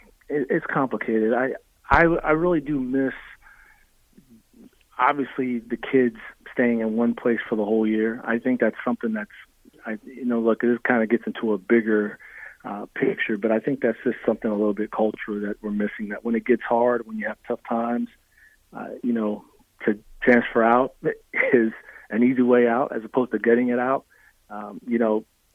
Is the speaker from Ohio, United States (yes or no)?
no; Nebraska, United States; if I mention that I'm from Nebraska, of course, the first thing everybody wants to ask, well, when were you there?